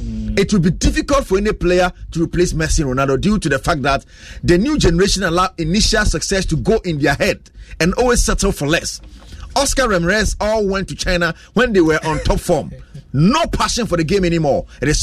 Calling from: East Legon, Greater Accra, Ghana; I'm watching live from East Legon, Erata Hotel.

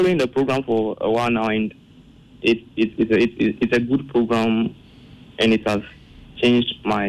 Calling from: Sege, Greater Accra, Ghana; I'm speaking from Sege.

